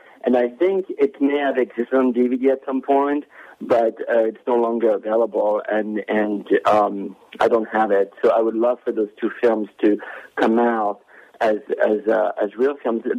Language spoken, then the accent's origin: English; France; moved away; when I was growing up in France